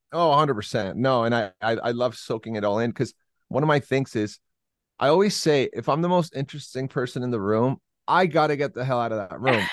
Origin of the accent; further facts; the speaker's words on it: Santiago, Santiago Metropolitan Region, Chile; now in Las Vegas, United States; I'm originally from Santiago, Chile, South America